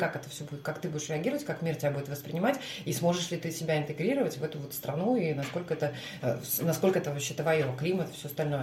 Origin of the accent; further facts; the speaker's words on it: Murmansk, Murmansk Oblast, Russia; now in Saint Petersburg, Russia; Мурманск недавно посетила, это мой родной город